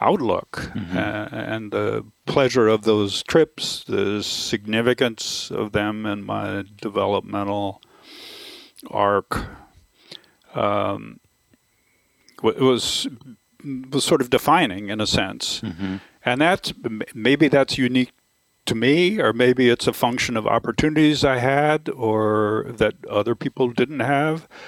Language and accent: English; Florida, United States; moved away; I grew up in Florida, which is a very different environment than the one I inhabit now